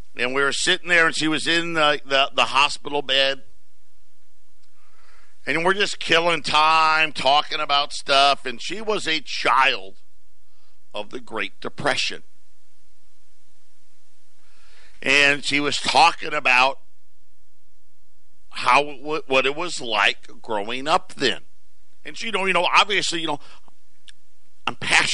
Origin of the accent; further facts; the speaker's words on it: Syracuse, New York, United States; moved away; born and raised in Syracuse